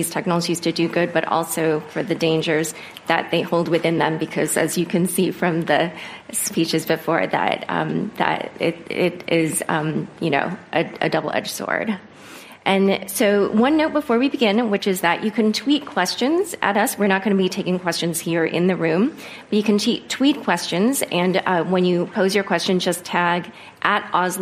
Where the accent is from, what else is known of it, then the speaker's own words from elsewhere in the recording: United States; as an American whose ancestors come from North Korea